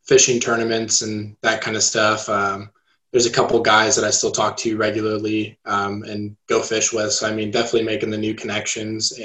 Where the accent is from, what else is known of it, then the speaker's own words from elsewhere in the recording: Placerville, California, United States; moved away as an adult; now in Chico, United States; growing up in Placerville, a lot of forests